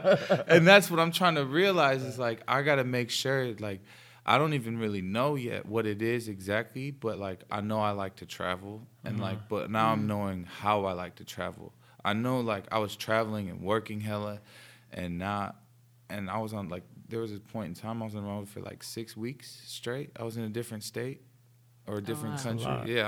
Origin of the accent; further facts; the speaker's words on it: New York, United States; Born and raised in New York